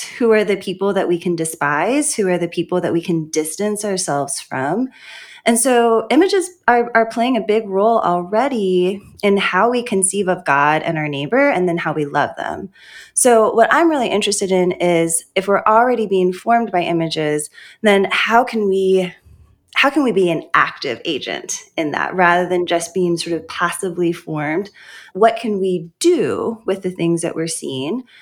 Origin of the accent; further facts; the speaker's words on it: Honolulu, Hawaii, United States; also born or lived in St. Louis, Missouri; now in Lookout Mountain, United States; I was born in Honolulu, Hawaii, in a Christian biracial home